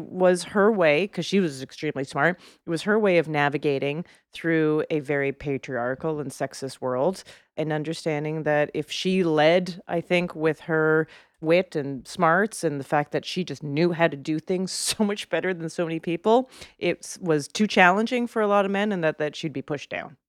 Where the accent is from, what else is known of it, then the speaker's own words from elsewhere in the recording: Canada; moved away; as a Canadian